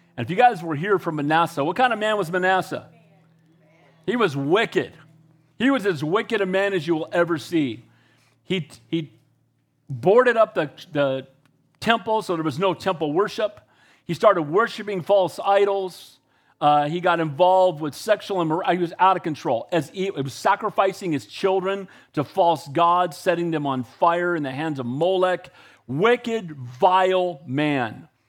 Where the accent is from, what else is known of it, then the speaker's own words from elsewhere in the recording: United States; I'm an American and I love our country